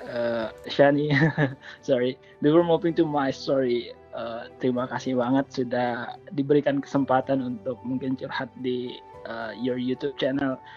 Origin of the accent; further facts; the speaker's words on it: Indonesia; karena saya berasal dari Indonesia families come first